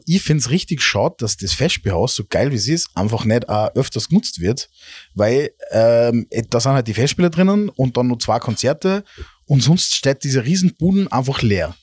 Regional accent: Salzburg, Austria; wir jetzt als Normal-Salzburger

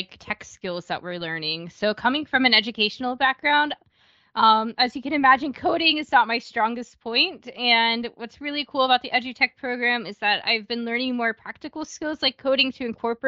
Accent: United States; moved away as an adult; also born or lived in Ohio; now in Germany; I'm originally from the United States

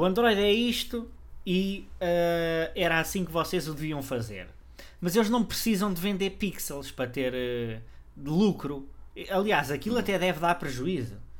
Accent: Portugal; nós portugueses de Portugal

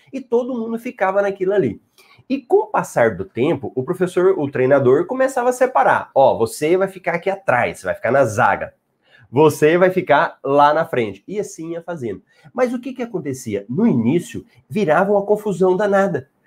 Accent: Goiânia, Goiás, Brazil; accent: Goiás; eu sou de Goiás, Goiânia. Então, esse sotaque que você ouve aqui, ele veio de Goiás, não é de Minas

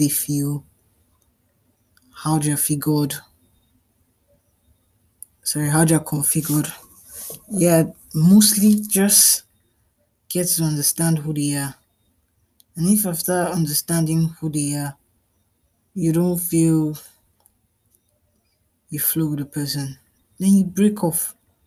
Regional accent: Nigeria; I'm a Nigerian

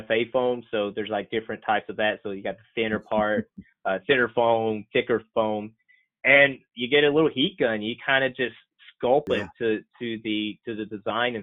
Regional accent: Floyd County, Eastern Kentucky, United States; moved away as an adult; now in North Carolina, United States; I'm originally from Eastern Kentucky, a little county called Floyd.

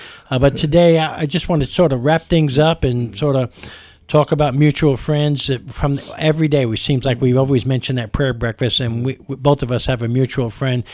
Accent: New York, United States; growing up in New York

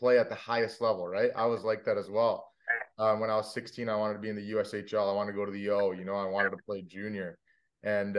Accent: Miami, Florida, United States; moved away; I'm from Miami, Florida, but I went to Shattuck for a year

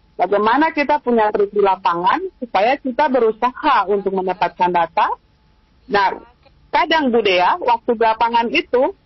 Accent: Maluku, Indonesia; kita juga orang Maluku

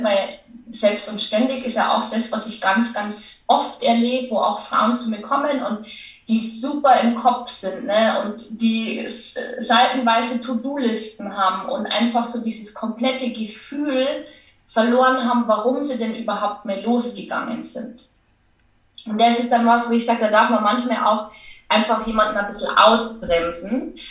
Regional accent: Lower Bavaria, Germany; accent: Bavarian; man hört es ja auch an meinem Dialekt. Ich, ich komme aus Niederbayern

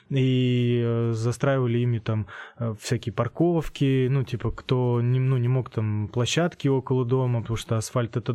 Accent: Saratov, Saratov Oblast, Russia; moved away as an adult; now in Voronezh, Russia

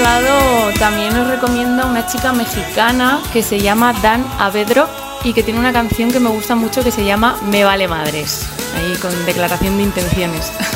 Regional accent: Zaragoza, Aragon, Spain; soy de Zaragoza y soy una de las DJs que participan estos días en la Feria de la Música aquí en Monzón

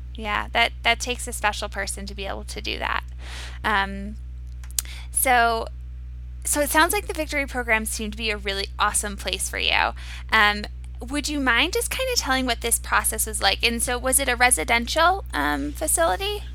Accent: Cape Cod, Massachusetts, United States; I'm from Cape Cod, and over the summers I would do a bit of rowing

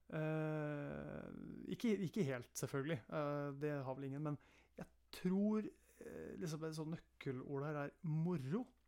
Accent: Eastern Norway, Norway; accent: Eastern Norwegian (østlandsk); also born or lived in Østfold; Hvis noen lurer på dialekten min, så kan jeg si at det er østlandsk dialekt

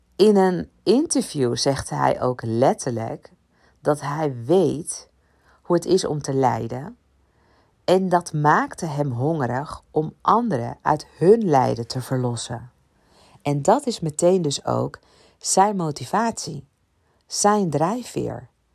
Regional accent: Ibiza, Balearic Islands, Spain; ik kom van Ibiza

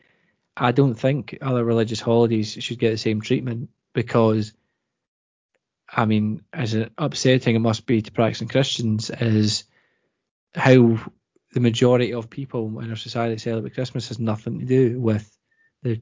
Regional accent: Scotland, United Kingdom; we as Scottish people

